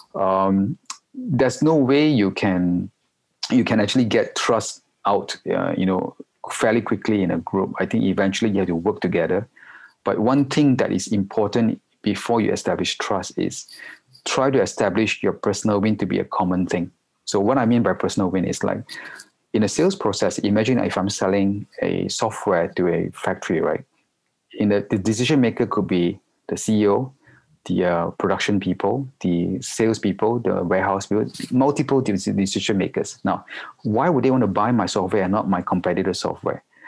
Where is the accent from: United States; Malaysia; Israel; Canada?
Malaysia; moved away as an adult; also born or lived in Singapore; now in Hong Kong; I'm a Malaysian, uh, and, but I'm based in Hong Kong for the past 16 years already.